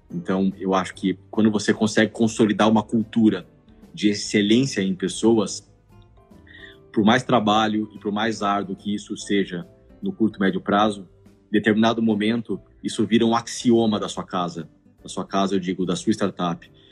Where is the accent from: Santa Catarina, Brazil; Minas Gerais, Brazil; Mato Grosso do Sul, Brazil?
Mato Grosso do Sul, Brazil; Campo Grande; moved away as an adult; now in São Paulo, Brazil; E eu mudei para São Paulo para fazer faculdade. Eu sou de Campo Grande, Mato Grosso do Sul